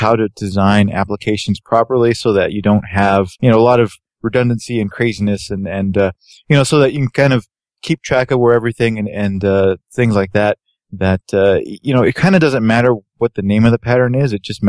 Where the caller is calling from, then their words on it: Denver, Colorado, United States; Hello from Denver, home of the Denver Broncos, your next Super Bowl champions.